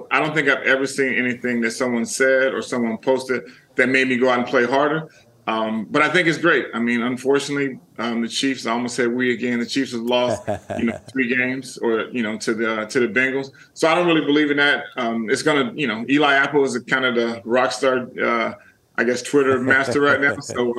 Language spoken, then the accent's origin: English; Germany; born there; Like, obviously, I was born in Germany. My dad was a military man for 32 years.